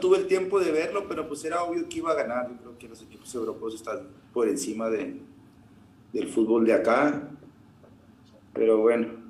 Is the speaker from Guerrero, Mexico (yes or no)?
no; Colonia Francisco Villa, Nuevo León, Mexico; acá de la colonia de la Francisco Villa, de donde soy yo